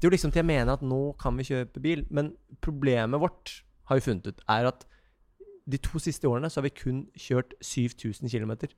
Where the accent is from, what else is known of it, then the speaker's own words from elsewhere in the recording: Ski, Akershus, Norway; Vi er jo vi er et bondegjeng mm. ute på Ski.